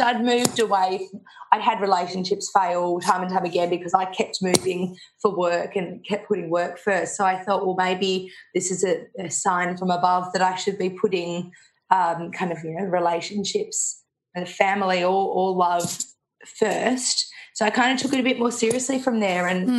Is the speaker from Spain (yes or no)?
no; Melbourne, Victoria, Australia; grew up in Melbourne, so um, had a really nice, lovely, cushy life